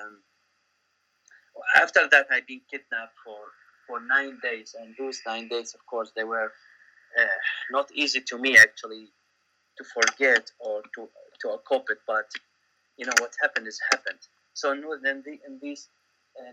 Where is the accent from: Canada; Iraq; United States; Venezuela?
Iraq; Baghdad, Baghdad Governorate; moved away as an adult; now in Auckland, New Zealand; I born in Baghdad. I grew up in Baghdad. I went to primary, secondary school in Baghdad